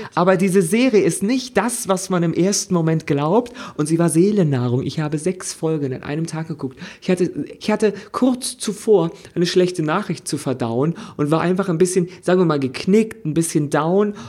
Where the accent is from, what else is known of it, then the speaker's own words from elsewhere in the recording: Germany; ich es da als Deutscher